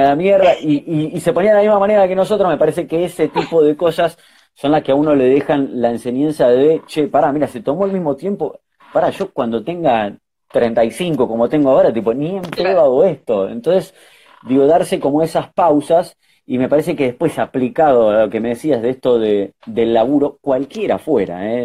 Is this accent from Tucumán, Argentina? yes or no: no; Lanús, Buenos Aires Province, Argentina; soy de Lanús, así que fui a la, eh, eh, a la media cuatro fui